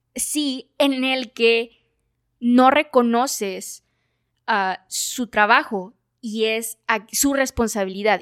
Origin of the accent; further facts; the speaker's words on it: Mexico; como cultura mexicana